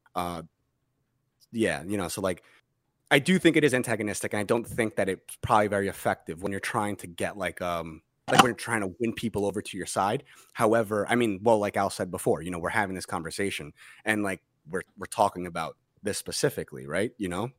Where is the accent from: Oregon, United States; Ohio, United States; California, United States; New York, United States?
New York, United States; Massapequa; where I grew up in Massapequa